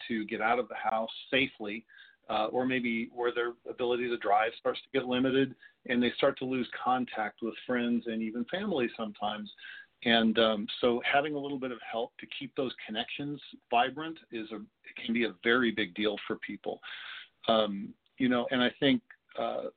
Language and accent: English; Southern California, United States; I was raised locally here in Southern California